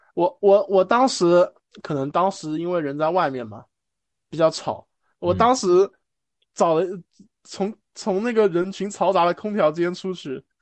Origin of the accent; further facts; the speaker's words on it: Shanghai, China; 上海的当时在一个比较国际化的，我父亲当时在那种比较国际化的那种单位，可能担任一些职位吧